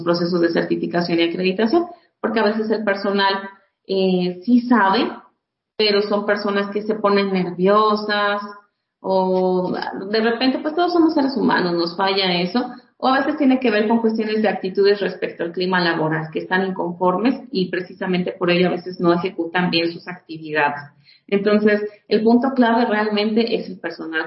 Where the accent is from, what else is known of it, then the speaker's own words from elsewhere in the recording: Mexico; como buenos mexicanos